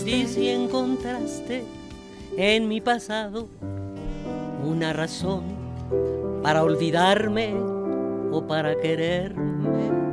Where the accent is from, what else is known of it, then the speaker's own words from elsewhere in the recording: Mexico City, Mexico; born there; Nací, gracias a Dios, en México. Soy mexicana y me da mucho orgullo serlo.